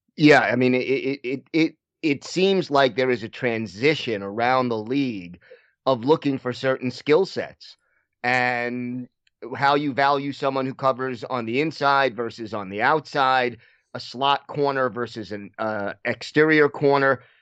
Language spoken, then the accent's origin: English; New York, United States; I was from New York